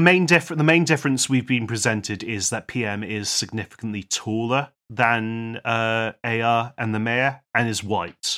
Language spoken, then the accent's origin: English; United Kingdom; We are, we are British